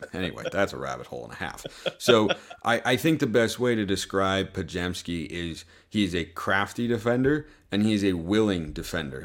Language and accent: English; Lake Oswego, Oregon, United States; moved away as an adult; now in Utah, United States; I grew up in Oregon, you know, in Lake Oswego, just south of Portland, so that's where, like, home, home is.